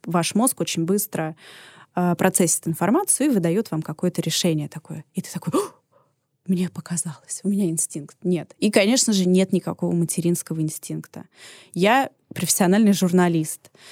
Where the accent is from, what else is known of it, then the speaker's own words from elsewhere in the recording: Moscow, Russia; also born or lived in Paris; Я закончила очень крутую детскую художественную школу имени Серова, одну из лучших в Москве